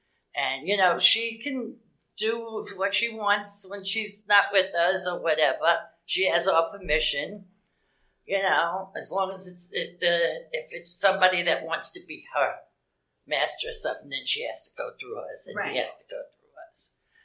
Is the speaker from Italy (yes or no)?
no; East Coast, United States; I'm from the East Coast, and there was a place called Kinks there.